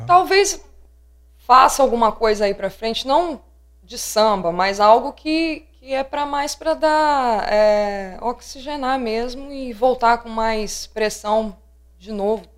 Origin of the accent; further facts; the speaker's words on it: Linhares, Espírito Santo, Brazil; Eu, eu mesmo sou de Linhares